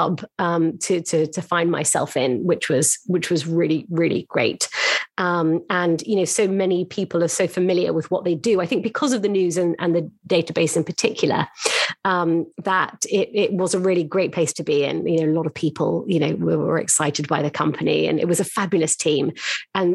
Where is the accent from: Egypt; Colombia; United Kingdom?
United Kingdom; London; moved away as an adult; now in New York, United States; I found myself as a Londoner and moved to New York to join Bonhams' team